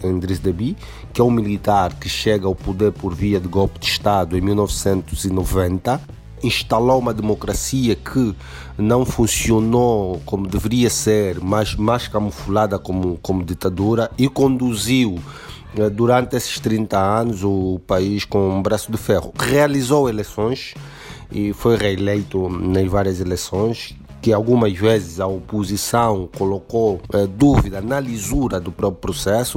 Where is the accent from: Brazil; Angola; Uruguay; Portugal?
Angola; do vosso irmão angolano do outro lado do Atlântico